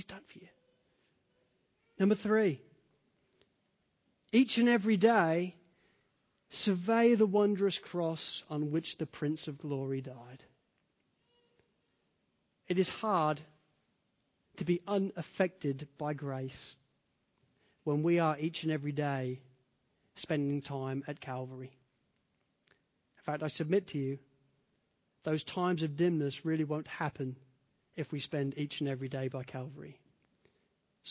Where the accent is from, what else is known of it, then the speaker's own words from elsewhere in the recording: United Kingdom; now in United States; as a Brit because we specialize in it. You know, Poms, we are whinging Poms for a reason. I remember when I first arrived in America